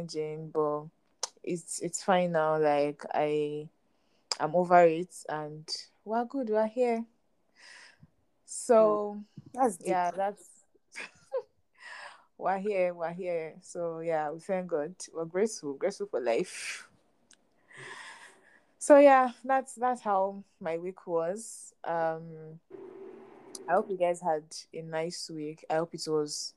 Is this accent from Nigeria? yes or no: yes; Nigeria; I'm a Nigerian and I'm living in Nigeria